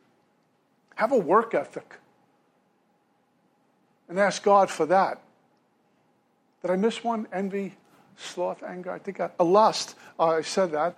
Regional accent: New York City, New York, United States; moved away; also born or lived in Hastings, Minnesota; I'm originally from Brooklyn, New York.

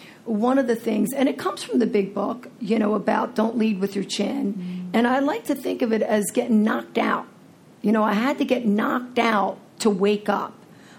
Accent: New Jersey, United States; also born or lived in Philadelphia / Florida; I'm from Jersey, right? And Philly. Florida, Philly, you know, I got the whole map covered here.

